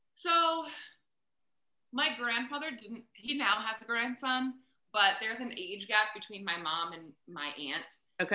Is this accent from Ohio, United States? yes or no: no; Reading, Pennsylvania, United States; moved away as an adult; also born or lived in Buffalo, New York; now in Kansas City, United States; I was born in Reading. Um, and I went to Muhlenberg High School